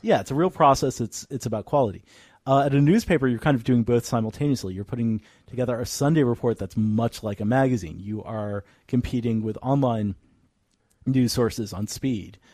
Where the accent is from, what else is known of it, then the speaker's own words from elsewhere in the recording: Northern Virginia, United States; moved away as an adult; now in San Francisco, United States; I'm from Northern Virginia